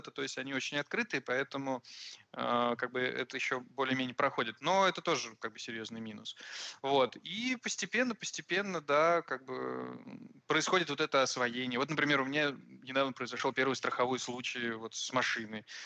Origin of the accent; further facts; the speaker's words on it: Moscow, Russia; also born or lived in Tashkent, Uzbekistan; now in Valencia, Spain; родился я в Ташкенте, жил там до 9 лет, а потом мы переехали в Москву на 4 года